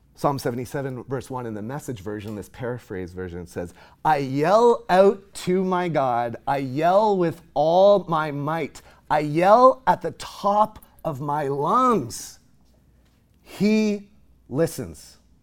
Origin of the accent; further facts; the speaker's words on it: Nova Scotia, Canada; moved away as an adult; also born or lived in Knoxville, Tennessee; now in Texas, United States; I'm from Nova Scotia, on the east